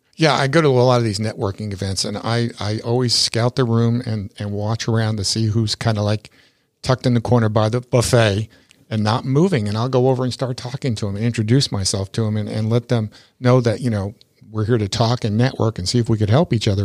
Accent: New York, United States; also born or lived in Tampa Bay area, Florida; now in Tampa Bay, United States; I grew up in New York, and I, I've been here since sixty-eight

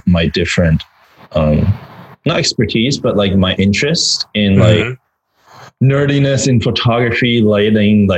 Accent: Vancouver, British Columbia, Canada; I'm Canadian. I don't know. I grew up in Vancouver.

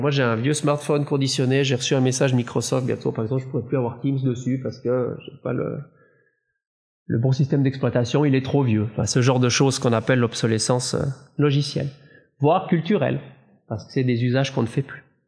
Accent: Valais, Switzerland; Moi, je suis valaisan

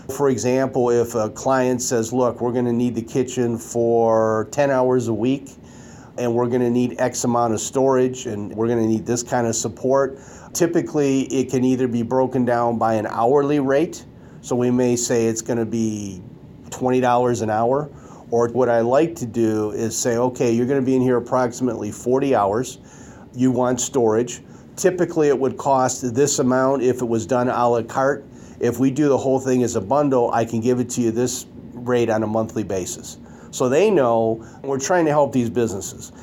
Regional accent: Detroit, Michigan, United States; I grew up in Detroit

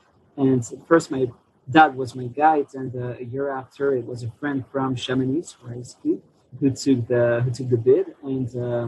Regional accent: Geneva, Switzerland; English is a second language; also born or lived in Montreal; I was born and raised in Geneva. I live most of my life here.

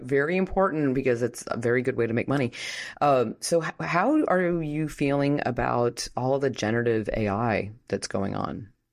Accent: Washington, District of Columbia, United States; I'm from Washington

